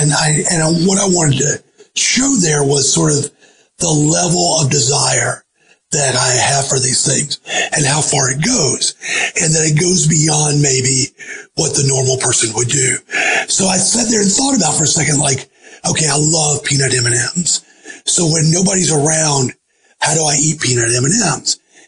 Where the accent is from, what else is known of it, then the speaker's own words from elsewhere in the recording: the South, United States; I certainly heard people saying that, growing up in the South.